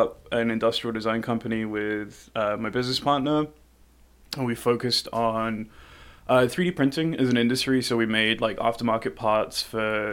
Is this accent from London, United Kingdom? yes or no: yes; London, United Kingdom; moved away; born and raised in London